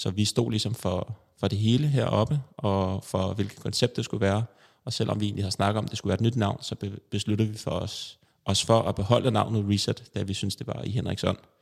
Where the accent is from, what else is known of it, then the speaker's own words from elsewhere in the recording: Copenhagen, Capital Region of Denmark, Denmark; Jeg er øh, født og vokset i København